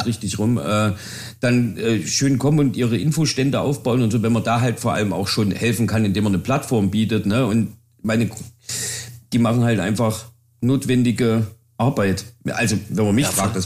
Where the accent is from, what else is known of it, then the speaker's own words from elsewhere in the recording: Jena, Thuringia, Germany; ich komme ja aus Jena